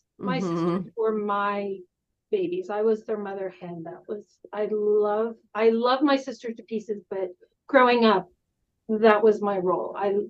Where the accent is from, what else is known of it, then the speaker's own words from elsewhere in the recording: Northern Colorado, United States; I am the oldest of four girls. I grew up in Northern Colorado on a farm.